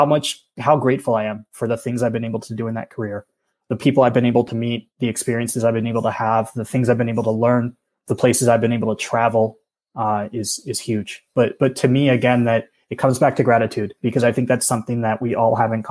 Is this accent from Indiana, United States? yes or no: no; Pennsylvania, United States; moved away as an adult; also born or lived in Oahu, Hawaii; I'm from Pennsylvania originally